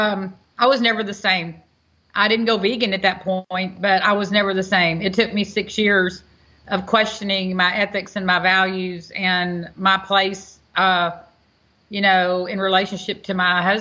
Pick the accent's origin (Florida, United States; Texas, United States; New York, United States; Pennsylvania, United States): Texas, United States; Houston; now in Angleton, United States; I was from Texas.